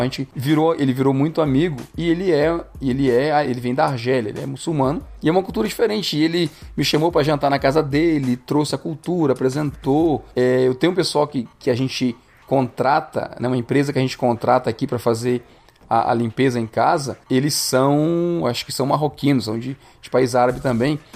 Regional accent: Brazil; first language Portuguese; moved away as an adult; now in Canada; a gente vem do Brasil

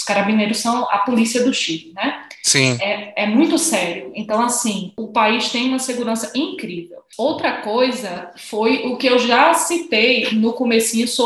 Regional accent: Natal, Rio Grande do Norte, Brazil; Então, primeira coisa, eu nasci e fui criada em Natal, a noiva do sol.

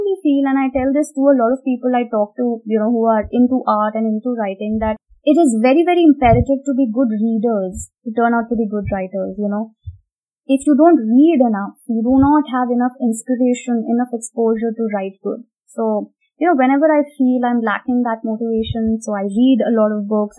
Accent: India; also born or lived in England

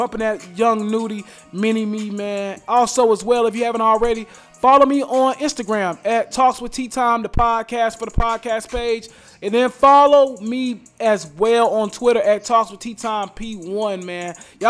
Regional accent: Charlotte, North Carolina, United States; my hometown, Charlotte, North Carolina

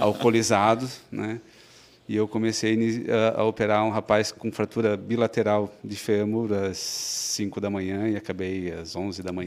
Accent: Blumenau, Santa Catarina, Brazil; also born or lived in Florianópolis; Eu nasci em Blumenau, sempre vivi aqui, fiz faculdade na FURB.

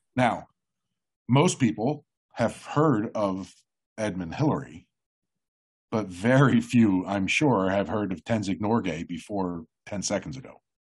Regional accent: New Jersey, United States; I'm from Jersey

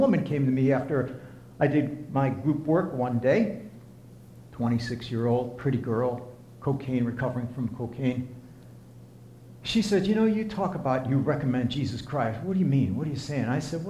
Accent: Lebanon, Pennsylvania, United States; No, I grew up in Lebanon, Pennsylvania.

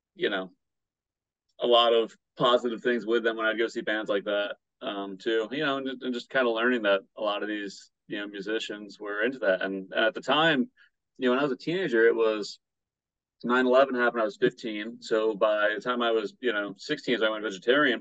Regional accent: Battle Creek, Michigan, United States; now in Hawaii, United States; the Vegan Battle Creek group in my hometown.

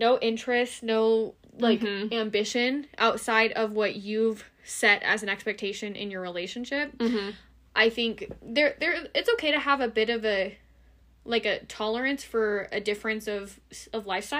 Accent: United States; we only operate as an American citizen.

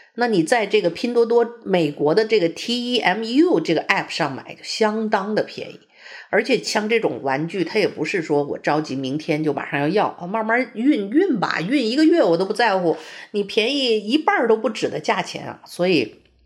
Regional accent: China; moved away as an adult; also born or lived in Beijing; now in United States; 我们从中国来的人

